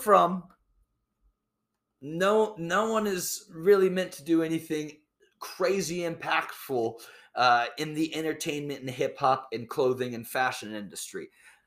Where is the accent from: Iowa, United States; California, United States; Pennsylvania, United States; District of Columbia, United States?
Iowa, United States; I was born and raised in Iowa